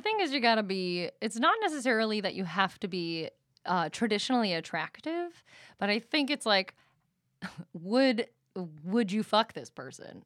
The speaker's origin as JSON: {"language": "English", "region": "East Coast", "country": "United States", "moved": "yes", "lives_now": "Los Angeles, United States", "said": "we're both from the East Coast"}